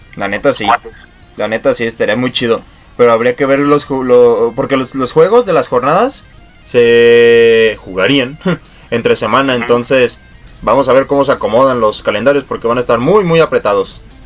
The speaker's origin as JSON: {"language": "Spanish", "country": "Mexico", "said": "como mexicanos se nos hace bien"}